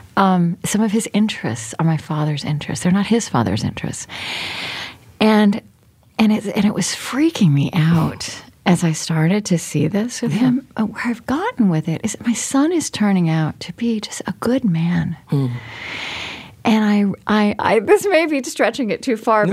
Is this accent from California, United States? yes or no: no; Oklahoma, United States; moved away as an adult; also born or lived in Berlin, Germany; I grew up in Oklahoma and then I was in Europe for 10 years